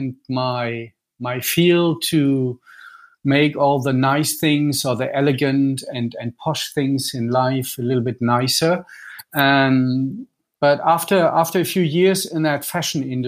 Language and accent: English; Düsseldorf, North Rhine-Westphalia, Germany; I'm Franco-German. I'm born in Düsseldorf.